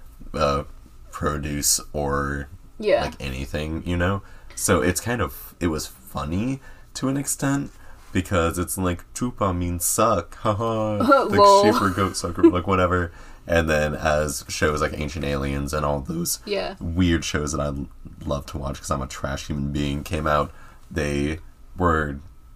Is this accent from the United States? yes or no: yes; United States; an American-bred boy